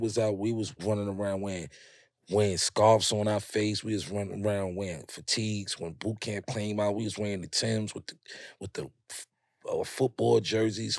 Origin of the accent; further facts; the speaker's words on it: New York City, New York, United States; growing up in Harlem, up on that hill